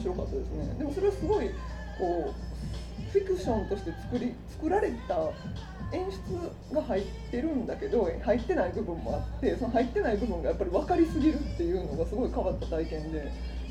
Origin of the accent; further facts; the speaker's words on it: Gose, Nara, Japan; その私の出身地で撮影された映画で、ね、奈良県ここ奈良県五湖城市っていうんですけど